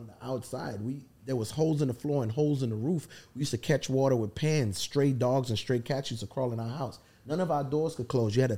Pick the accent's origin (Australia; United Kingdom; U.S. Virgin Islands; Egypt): U.S. Virgin Islands; accent: Caribbean; moved away as an adult; We're fresh from St. Thomas